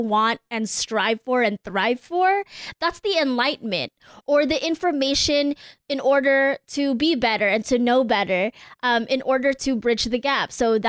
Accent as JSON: {"language": "English", "country": "United States", "said": "I am Filipino."}